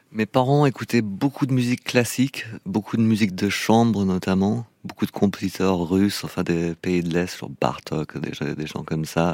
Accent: England, United Kingdom; first language English; French is a second language; moved away; Je suis né en Angleterre, j'ai passé toute mon enfance là-bas

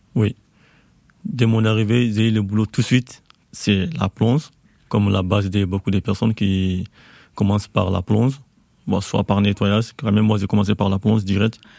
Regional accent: Mali; moved away as an adult; also born or lived in Côte d'Ivoire; now in France; Je suis malien

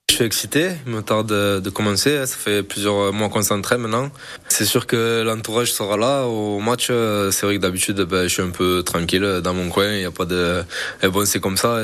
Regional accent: Pia, Occitania, France; moved away as an adult; also born or lived in England; je suis d'ici, euh, je suis de Pia, euh, je suis un Catalan

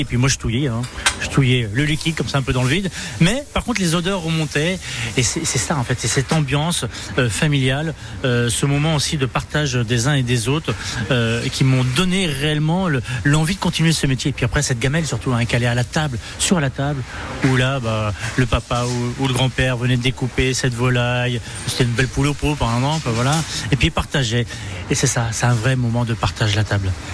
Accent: Le Mans, Pays de la Loire, France; now in Reims, France; je suis de la Sarthe, en effet, du Mans, mais je élevé à la campagne

